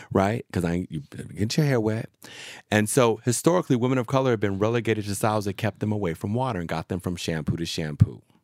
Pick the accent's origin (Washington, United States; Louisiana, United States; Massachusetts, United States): Washington, United States; Seattle; moved away; also born or lived in Arizona / San Francisco / New York; I'm from Seattle